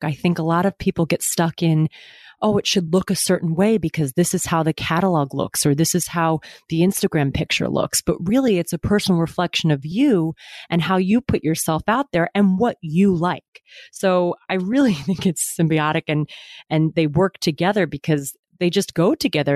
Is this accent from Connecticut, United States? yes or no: yes; Westport, Connecticut, United States; moved away as an adult; now in New York, United States; My family is from my hometown in Westport